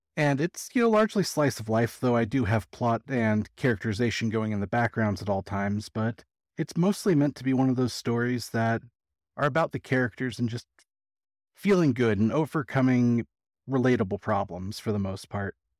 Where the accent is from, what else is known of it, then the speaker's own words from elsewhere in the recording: California, United States; now in Las Vegas, United States; I'm actually from California, but I live in Vegas.